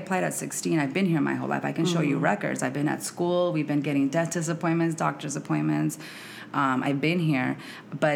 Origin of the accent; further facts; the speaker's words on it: Santa Ana, California, United States; moved away as an adult; also born or lived in Arizona / Mexico; now in Washington, D.C., United States; I am Mexicana and I am from Arizona/Santa Ana, California. So I'm from the West Coast. I moved out to D.C.